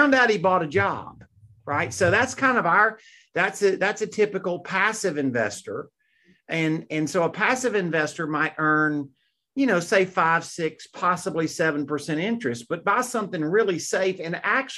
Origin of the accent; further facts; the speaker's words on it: Mississippi, United States; I grew up in Mississippi